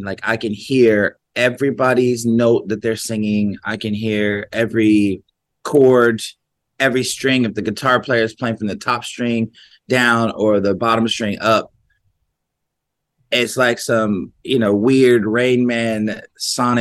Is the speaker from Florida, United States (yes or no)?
no; Columbus, Ohio, United States; growing up in Columbus, Ohio